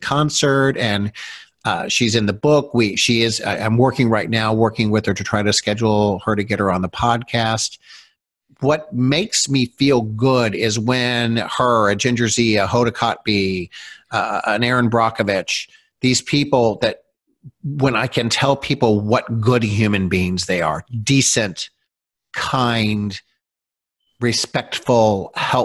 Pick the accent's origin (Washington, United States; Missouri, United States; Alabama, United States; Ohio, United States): Missouri, United States; moved away; when I'm in mid-Missouri